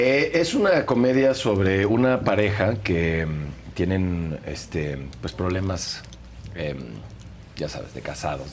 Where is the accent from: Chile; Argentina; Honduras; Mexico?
Mexico; Soy mexicano, vivo en México